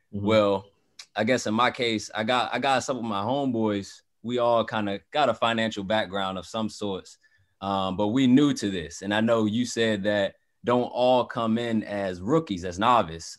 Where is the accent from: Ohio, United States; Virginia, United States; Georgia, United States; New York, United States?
Virginia, United States; Hampton; now in Northern Virginia, United States; Right now I live in Northern Virginia, but I'm from Southern Virginia, Hampton